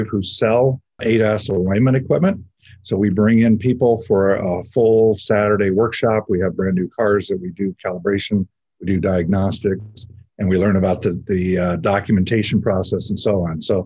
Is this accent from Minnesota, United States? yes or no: no; Southern California, United States; So I grew up here in Southern California.